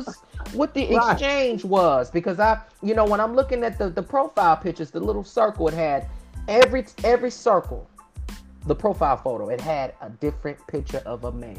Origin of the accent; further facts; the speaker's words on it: Miami, Florida, United States; I'm from the 305